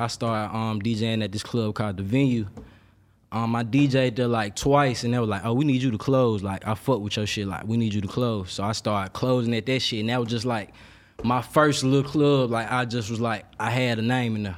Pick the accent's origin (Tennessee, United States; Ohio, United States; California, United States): Tennessee, United States; Memphis; moved away as an adult; also born or lived in Atlanta; I'm from Memphis